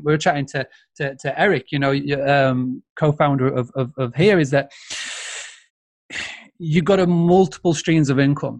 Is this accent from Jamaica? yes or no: no; Yorkshire and the Humber, United Kingdom; I'm a Yorkshireman